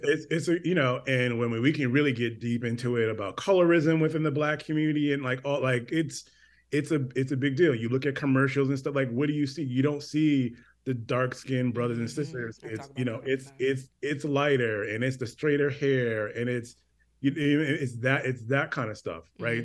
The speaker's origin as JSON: {"language": "English", "region": "Connecticut", "country": "United States", "tie": "born or raised there", "said": "I grew up in Connecticut"}